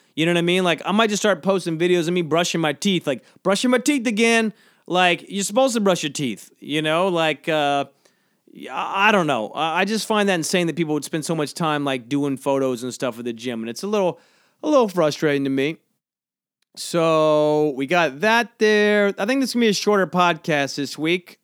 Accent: St. Simons, Georgia, United States; moved away; My hometown has a good barbecue. This place, Southern Soul, on Saint Simon's, uh, i-, in, uh, Saint Simon's, Georgia.

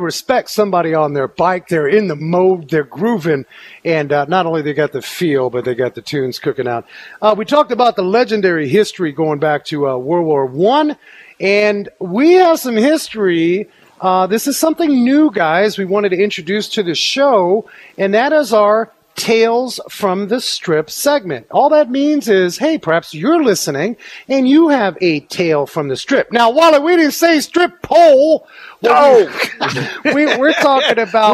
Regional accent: New York City, New York, United States; I grew up in New York City where we had subways

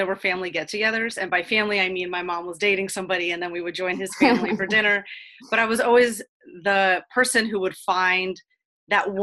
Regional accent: Cleveland, Ohio, United States; also born or lived in Ukraine / Columbus, Ohio; I moved from Ukraine in 1992. I was four years old. And my mom and I moved to Cleveland, Ohio, a small suburb outside of Cleveland. So I grew up in the burbs of Ohio

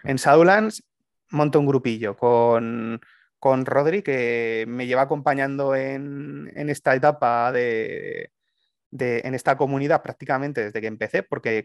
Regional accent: Aragon, Spain; mi tierra, en Aragón

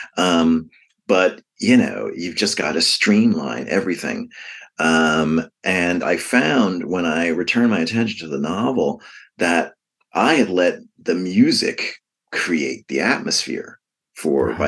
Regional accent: New York City, New York, United States; I grew up um, um, in, in the Bronx, um, down the street from Yankee Stadium

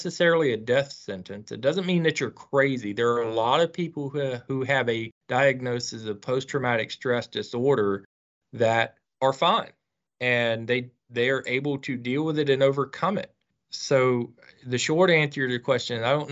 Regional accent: Northeast Florida, United States; my home state in Florida, Northeast Florida

